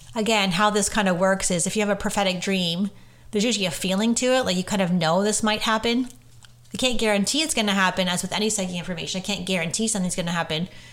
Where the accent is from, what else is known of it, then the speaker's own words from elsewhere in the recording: Orangeville, Ontario, Canada; moved away; Orangeville, which is my hometown